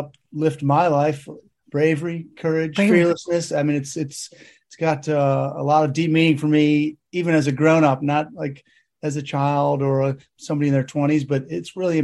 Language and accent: English; Chicago, Illinois, United States; moved away as an adult; We had a great international community there of people from all over the world. It's a melting pot, obviously, Chicago